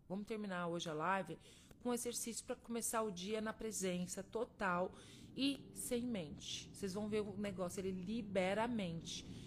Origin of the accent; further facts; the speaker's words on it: Minas Gerais, Brazil; eu sou mineira